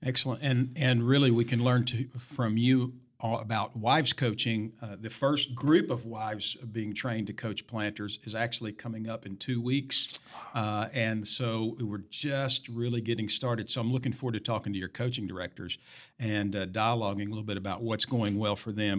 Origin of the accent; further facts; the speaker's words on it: Tennessee, United States; moved away; Tennessee, my home state